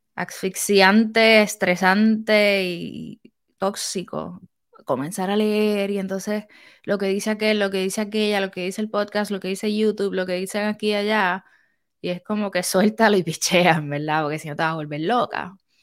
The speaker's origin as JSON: {"language": "Spanish", "country": "Puerto Rico", "moved": "yes", "lives_now": "United States", "said": "soy de Puerto Rico"}